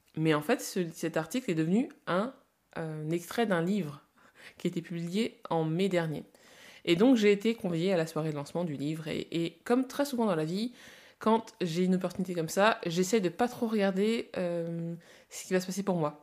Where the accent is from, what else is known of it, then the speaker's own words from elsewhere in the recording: France; also born or lived in Congo / Lille; je suis née au Congo et je suis arrivée en France à 4 ans